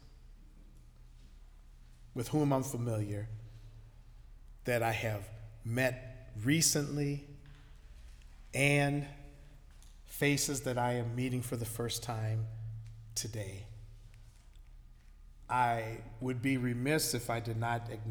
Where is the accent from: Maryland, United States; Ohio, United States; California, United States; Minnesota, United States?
Minnesota, United States; St. Paul; I was born and raised in St. Paul, Minnesota.